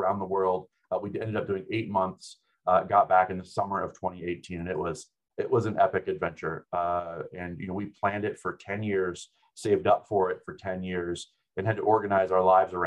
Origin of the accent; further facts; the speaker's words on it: United States; also born or lived in New Zealand; being an American